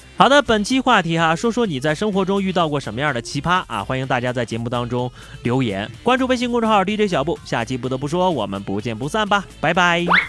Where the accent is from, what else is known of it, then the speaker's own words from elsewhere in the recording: northern China, China; now in Yunnan, China; 特别怀念在北方冬天打雪仗的日子